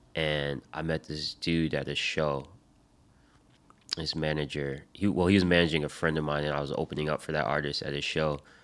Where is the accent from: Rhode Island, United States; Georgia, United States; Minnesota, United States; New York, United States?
Rhode Island, United States; born or raised there; also born or lived in Michigan